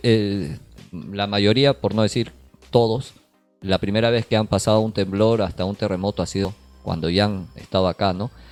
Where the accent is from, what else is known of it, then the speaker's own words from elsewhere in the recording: Peru; now in Japan; Nosotros que somos peruanos, hemos pasado en Perú